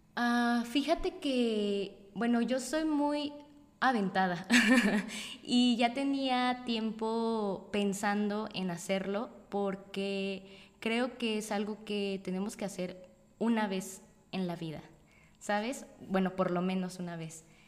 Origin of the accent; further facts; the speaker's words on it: Morelia, Michoacán, Mexico; moved away as an adult; now in Guadalajara, Mexico; recientemente yo me había mudado a Guadalajara, yo soy de Morelia